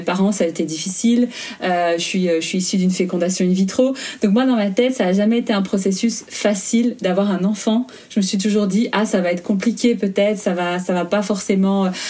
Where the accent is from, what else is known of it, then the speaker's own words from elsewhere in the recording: Belgium; moved away as an adult; now in Germany; j'habite entre l'Allemagne et la Belgique je suis en processus d'expatriation, mais je suis belge